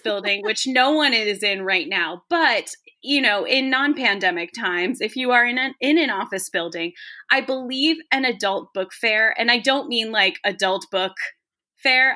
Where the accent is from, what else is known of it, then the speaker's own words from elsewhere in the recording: Virginia, United States; I grew up in Virginia.